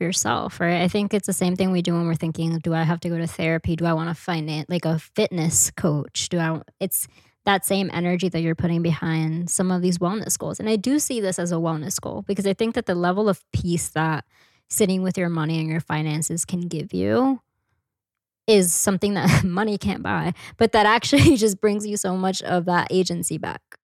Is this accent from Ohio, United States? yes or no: no; New York City, New York, United States; I grew up in Washington Heights